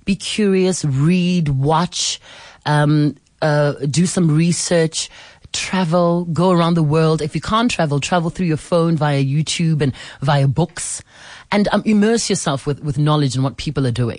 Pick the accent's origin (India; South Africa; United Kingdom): South Africa; I'm South African